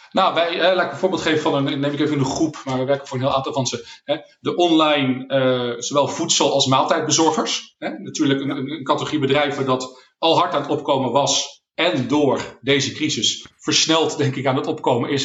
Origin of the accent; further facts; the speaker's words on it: Netherlands; als Nederlanders